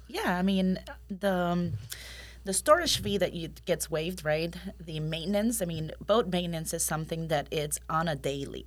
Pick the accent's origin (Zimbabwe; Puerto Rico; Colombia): Puerto Rico; moved away as an adult; also born or lived in Colorado / Los Angeles / South Carolina / Pennsylvania; now in Winter Haven, United States; I am originally born and raised in Puerto Rico